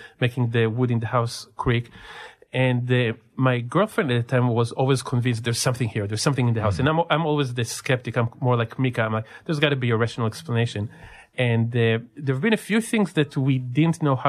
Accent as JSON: {"language": "English", "country": "Israel", "tie": "born or raised there", "also_born_or_lived": "California", "moved": "yes", "lives_now": "San Diego, United States", "said": "growing up in Israel and through my time in California. After I moved here"}